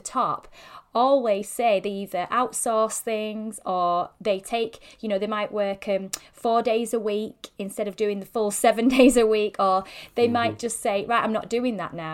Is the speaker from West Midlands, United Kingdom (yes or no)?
no; Yorkshire and the Humber, United Kingdom; I'm such a Yorkshire girl